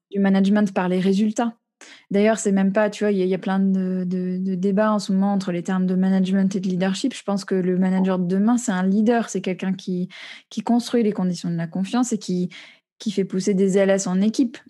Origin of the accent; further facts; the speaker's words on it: United States; now in France; j'ai grandi aux États-Unis, je suis très branchée sur la culture là-bas